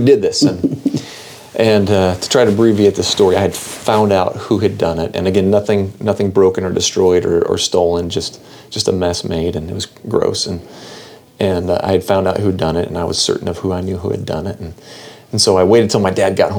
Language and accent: English; Seattle, Washington, United States; I grew up in the Seattle area